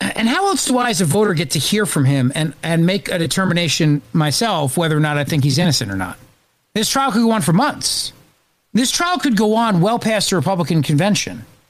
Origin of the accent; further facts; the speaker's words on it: New Jersey, United States; I broadcast out of Philadelphia. I live in New Jersey, and I grew up in New Jersey